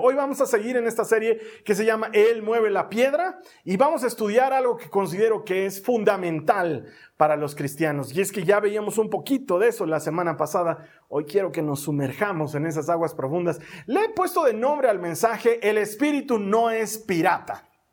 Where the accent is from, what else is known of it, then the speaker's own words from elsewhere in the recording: Bolivia; Así le llamamos aquí en Bolivia